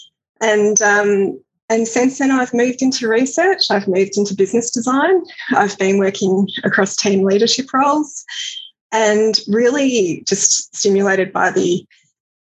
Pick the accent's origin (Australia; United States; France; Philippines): Australia; also born or lived in Glasgow, United Kingdom / Edinburgh, United Kingdom; understand myself as an Australian from afar